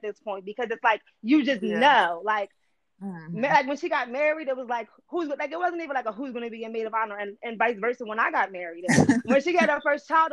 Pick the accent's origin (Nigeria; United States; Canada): United States; Philadelphia, Pennsylvania; I'm not originally from Philadelphia. So when I came to Philadelphia, I didn't really know anybody.